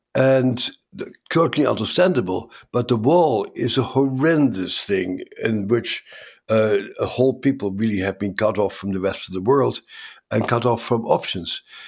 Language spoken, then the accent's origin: English; Netherlands; moved away; I grew up in the Netherlands